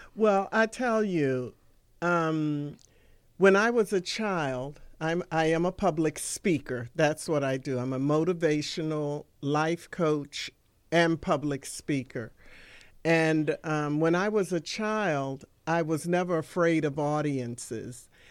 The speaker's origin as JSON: {"language": "English", "town": "Washington", "region": "District of Columbia", "country": "United States", "tie": "born or raised there", "also_born_or_lived": "Prince George's County, Maryland", "moved": "as an adult", "said": "I am one of the few native Washingtonians. I was born and raised in Washington, D.C."}